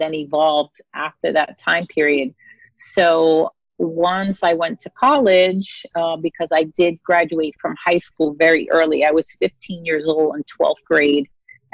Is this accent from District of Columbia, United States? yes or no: no; New York City, New York, United States; also born or lived in Brooklyn; I am born and raised in New York City. I originally grew up in the Bronx with my parents